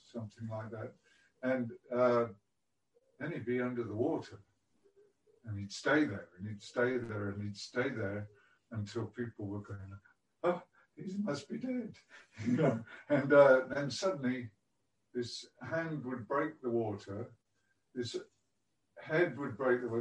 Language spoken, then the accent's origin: English; Whitby, Yorkshire and the Humber, United Kingdom; I was born on the English coast in a place called Whitby